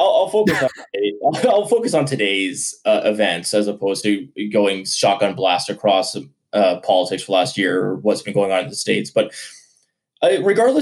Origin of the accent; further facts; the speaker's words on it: Canada; we're Canadian